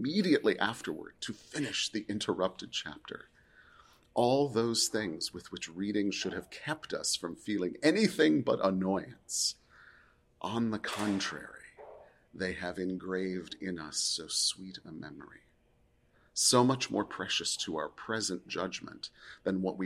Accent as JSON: {"language": "English", "region": "Pacific Northwest", "country": "United States", "tie": "born or raised there", "said": "I grew up in the Pacific Northwest. The Oregon coast is my happy place."}